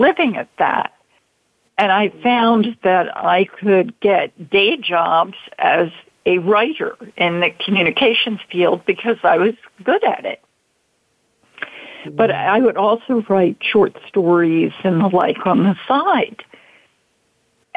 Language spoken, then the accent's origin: English; Baltimore, Maryland, United States; I'm from Baltimore originally